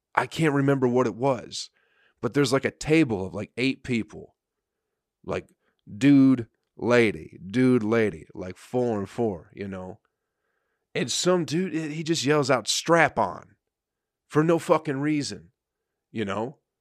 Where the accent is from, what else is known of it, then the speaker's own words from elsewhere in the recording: Michigan, United States; I'm from Michigan